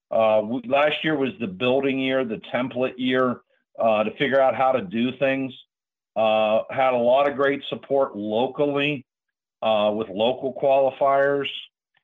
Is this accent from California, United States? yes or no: no; Latrobe, Pennsylvania, United States; La Trobe, my hometown